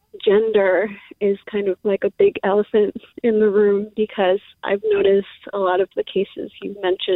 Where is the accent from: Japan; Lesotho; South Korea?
Japan; now in San Jose, United States; I come from a country where there's no guns. We're from Japan